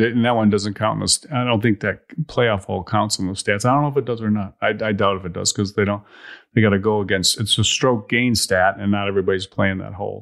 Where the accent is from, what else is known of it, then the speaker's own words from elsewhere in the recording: Chicago, Illinois, United States; moved away; I grew up in Chicago area